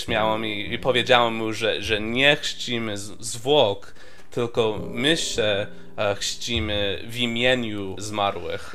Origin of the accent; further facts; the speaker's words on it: California, United States; moved away; ja urodziłem się w Kalifornii i ja się wychowałem w małej wiosce